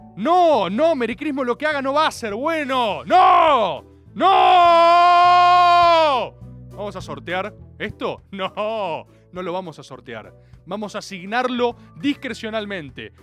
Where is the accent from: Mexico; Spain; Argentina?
Argentina; como todo argentino de bien